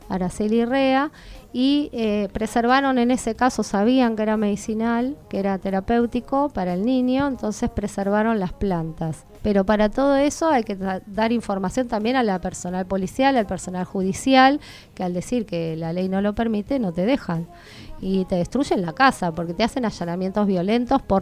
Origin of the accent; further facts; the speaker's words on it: Argentina; los canadienses son canadienses, nosotros somos argentinos, hay que adecuar la ley al argentino.